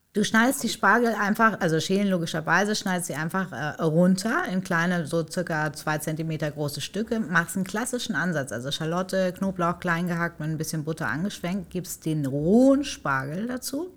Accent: between Paderborn and Bielefeld, North Rhine-Westphalia, Germany; also born or lived in Hamburg; ich in Hamburg geboren bin, äh, groß geworden in Nordrhein-Westfalen zwischen Paderborn und Bielefeld

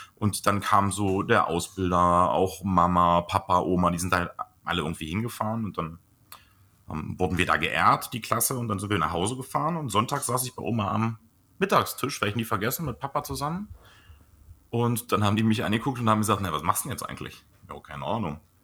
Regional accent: Blankenburg, Saxony-Anhalt, Germany; bei uns in Blankenburg, was ja tatsächlich mein Geburtsort ist, und das ist unlängst vor meinem Elternhaus

